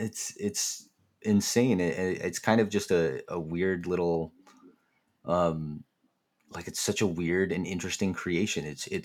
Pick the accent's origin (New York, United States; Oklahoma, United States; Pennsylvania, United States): Pennsylvania, United States; Philadelphia; I'm from Philly. I kind of know it. It's my hometown.